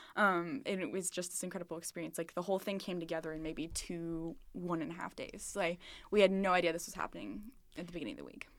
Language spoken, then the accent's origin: English; Springfield, Missouri, United States; moved away as an adult; now in Des Moines, United States; I'm from Springfield, Missouri, um, southern, southern part of Missouri.